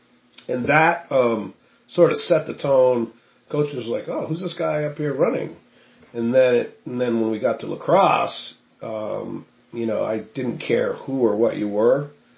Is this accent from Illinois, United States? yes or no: no; Woodstock, Vermont, United States; Woodstock, Vermont.